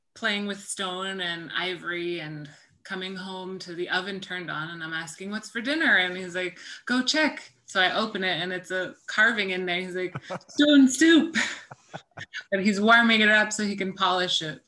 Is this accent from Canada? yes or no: yes; Inuvik, Northwest Territories, Canada; moved away as an adult; now in Ottawa, Canada; Inuvik, where I spent my all of my schooling there, kindergarten to grade 12. So I was there about 13 years.